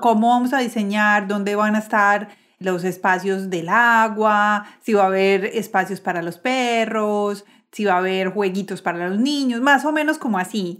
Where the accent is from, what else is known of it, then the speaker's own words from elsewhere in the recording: Colombia; nosotros los colombianos